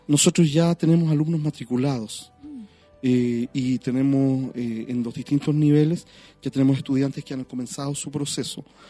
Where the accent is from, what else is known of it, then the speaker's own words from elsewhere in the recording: Valparaíso, Chile; also born or lived in United States; yo nací en Valparaíso